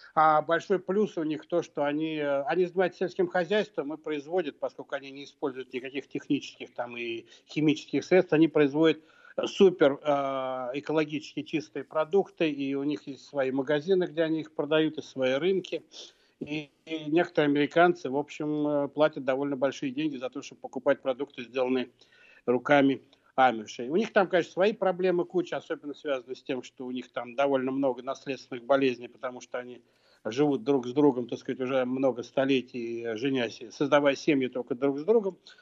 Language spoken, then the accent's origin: Russian; Moscow, Russia; я вырос в Москве